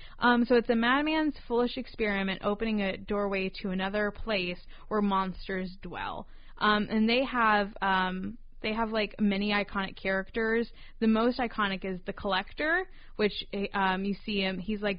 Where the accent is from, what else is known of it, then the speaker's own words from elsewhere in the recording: North Carolina, United States; Where I grew up in North Carolina